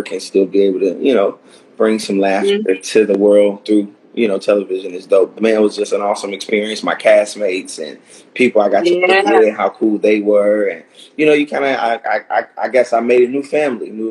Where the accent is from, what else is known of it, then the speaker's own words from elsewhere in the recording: Chicago, Illinois, United States; now in Los Angeles, United States; Born and raised, South Side of Chicago